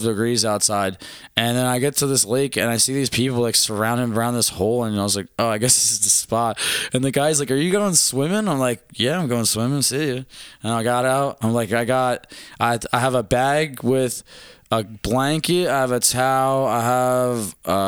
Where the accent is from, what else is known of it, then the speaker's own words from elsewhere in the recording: Philadelphia, Pennsylvania, United States; where are you from? I was like, Philadelphia.